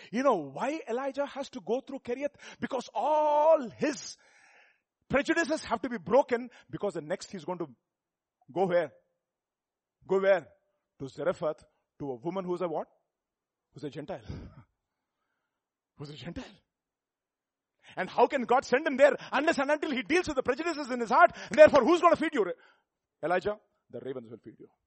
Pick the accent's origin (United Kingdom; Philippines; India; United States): India; South India; You are from North India. I'm from South India. In South India, different Indias again.